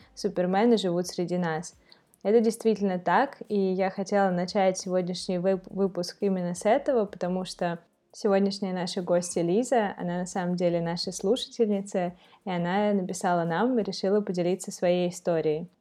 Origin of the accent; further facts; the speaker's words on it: Moscow, Russia; also born or lived in Saint Petersburg; я как бы действительно прожила большую часть жизни в Москве, хотя я родилась, например, в Санкт-Петербурге